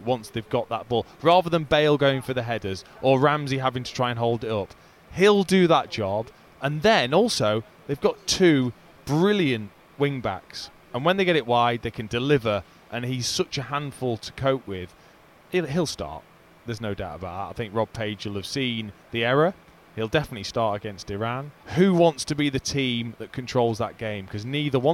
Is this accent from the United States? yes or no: no; England, United Kingdom; being English